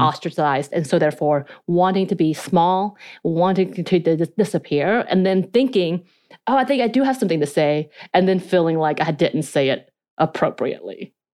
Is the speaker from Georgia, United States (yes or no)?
yes; North Georgia, United States; accent: North Georgia mountain accent, Korean accent; first language Korean; English is a second language; I spoke Korean till I was eight years old, miscommunicated with my family 'cause they could not speak Korean. I then had an a North Georgia mountain accent on top of my Korean accent